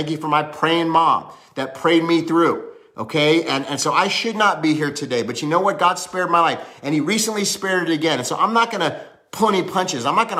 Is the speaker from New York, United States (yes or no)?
no; Hollywood, California, United States; also born or lived in Cincinnati; I was born in Cincinnati, but I lived in Cali for most of my life. I went to high school there, I was raised up there in Hollywood